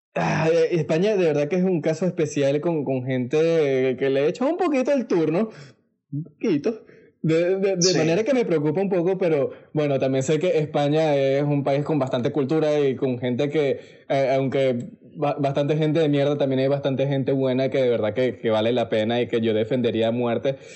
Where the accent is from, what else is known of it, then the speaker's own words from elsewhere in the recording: Venezuela; moved away; also born or lived in Panama; nosotros los venezolanos